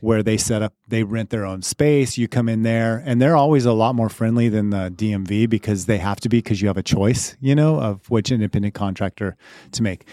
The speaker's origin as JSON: {"language": "English", "town": "Crowley", "region": "Colorado", "country": "United States", "tie": "born or raised there", "said": "I grew up in Crowley, Colorado"}